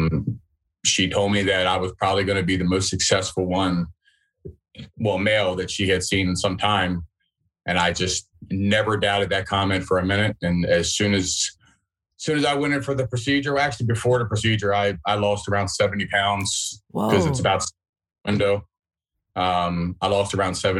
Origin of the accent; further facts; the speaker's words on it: Baltimore, Maryland, United States; I'm from Baltimore, Maryland